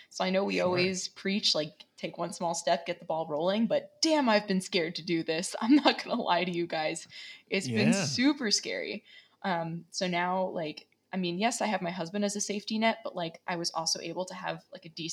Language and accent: English; New York, United States; moved away; also born or lived in Las Vegas / New Mexico / Pensacola; I grew up in New York